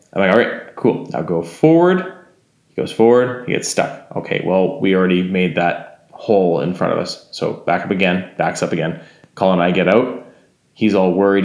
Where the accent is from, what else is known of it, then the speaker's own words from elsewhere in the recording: Alberta, Canada; I grew up in Alberta.